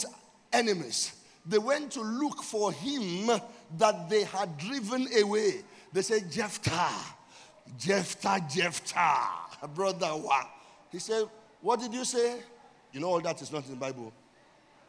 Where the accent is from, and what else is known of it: Nigeria